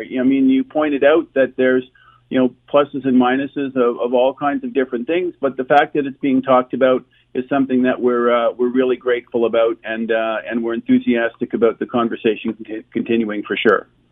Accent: Ottawa, Ontario, Canada; I'm born and raised in Ottawa

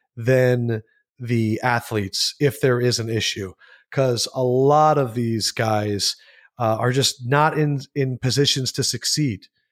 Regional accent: Southampton, Pennsylvania, United States; moved away as an adult; also born or lived in Syracuse, New York / Hastings, Nebraska / Louisville, Kentucky; I'm from Bucks County. I grew up in Southampton and Holland

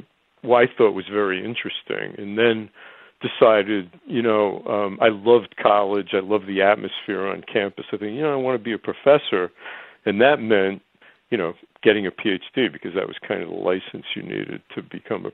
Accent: Elmwood Park, New Jersey, United States; I grew up in New Jersey, Rutgers was the place I could afford.

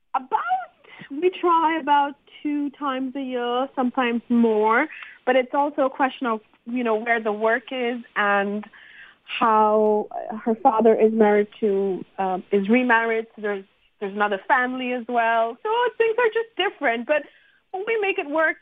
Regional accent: Montreal, Quebec, Canada; I'm from Montreal and I've run the Montreal Single Parents Group.

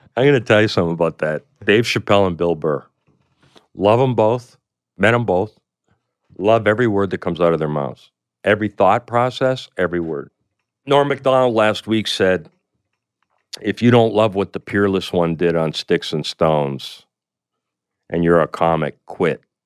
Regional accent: Canada; I come from Canada

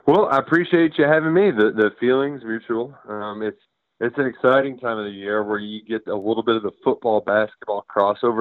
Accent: Louisville, Kentucky, United States; Growing up in Louisville, Kentucky

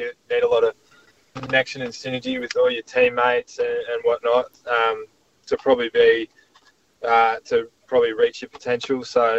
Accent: Wagga Wagga, New South Wales, Australia; also born or lived in Queensland; now in Adelaide, Australia; growing up in Wagga Wagga

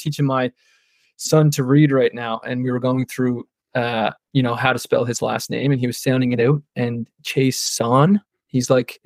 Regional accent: Prince Edward Island, Canada; I'm from Prince Edward Island, which is like on the east coast of Canada

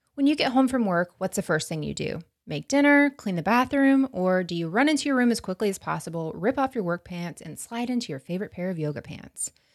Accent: outside of Tallahassee, Florida, United States; this town I grew up in outside of Tallahassee

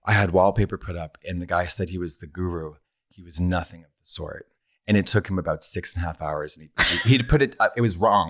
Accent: Boston, Massachusetts, United States; moved away as an adult; now in Los Angeles, United States; I'm from Boston, and I've lived here for about seven years

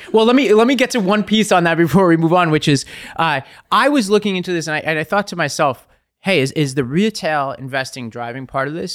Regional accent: New York City, New York, United States; I'm from Staten Island

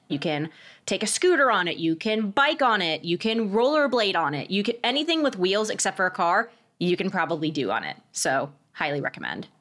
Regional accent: Bethesda, Maryland, United States; I grew up in Bethesda

